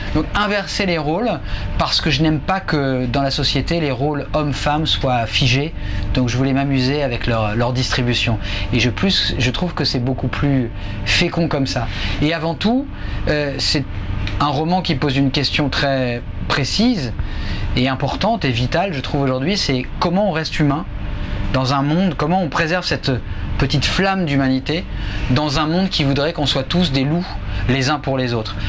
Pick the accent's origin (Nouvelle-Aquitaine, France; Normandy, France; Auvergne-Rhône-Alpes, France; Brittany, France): Normandy, France; Le Havre; moved away; je suis dans ma ville natale